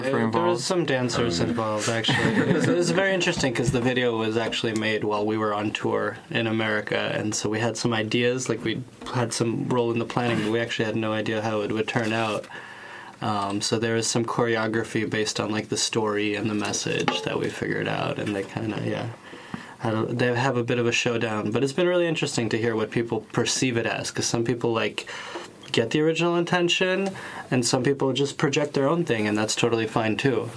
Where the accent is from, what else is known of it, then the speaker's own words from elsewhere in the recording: Ukraine; now in New York, United States; I'm from Ukraine originally. I was born there